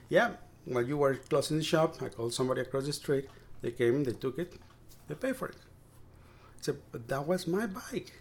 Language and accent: English; Mexico City, Mexico; moved away as an adult; also born or lived in Maryland / Key Biscayne, Florida; now in Brownsville, United States; I was uh, born and raised in Mexico City, and we never owned a car.